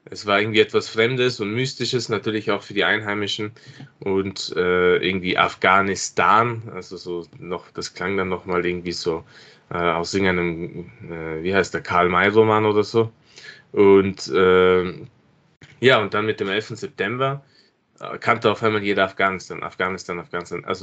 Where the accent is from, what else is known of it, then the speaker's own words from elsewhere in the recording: Innsbruck, Tyrol, Austria; Ich bin in Innsbruck aufgewachsen und war äh, bis zum damaligen Zeitpunkt nicht dort.